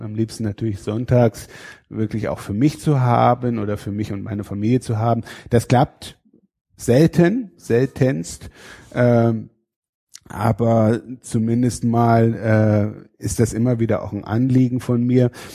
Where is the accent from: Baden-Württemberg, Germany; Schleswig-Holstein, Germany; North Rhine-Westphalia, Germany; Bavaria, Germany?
Schleswig-Holstein, Germany; Fehmarn; moved away; also born or lived in Rhineland-Palatinate; Ich komme aus Schleswig-Holstein, aus äh, von der Insel Fehmarn